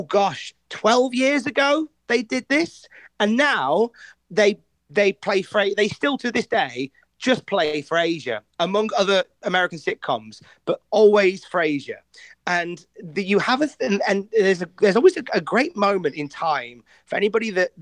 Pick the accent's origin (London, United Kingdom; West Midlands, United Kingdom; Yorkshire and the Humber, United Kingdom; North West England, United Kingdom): West Midlands, United Kingdom; moved away as an adult; now in Newcastle upon Tyne, United Kingdom; I'm originally from the West Midlands, which is quite literally in the middle of the land